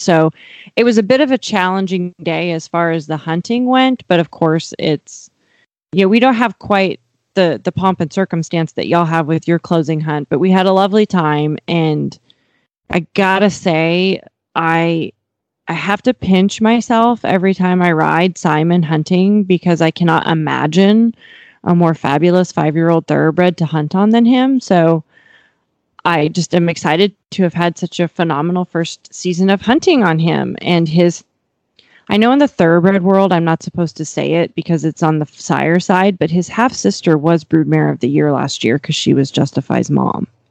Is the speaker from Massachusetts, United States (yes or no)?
no; Miles City, Montana, United States; now in Texas, United States; Miles City, Montana, my hometown